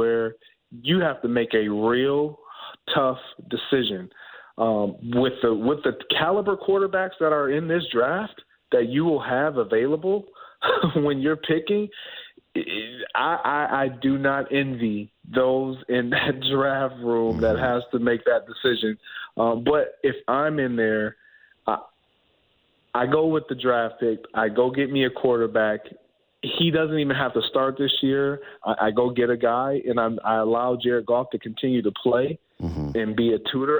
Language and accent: English; Michigan, United States; I'm from Michigan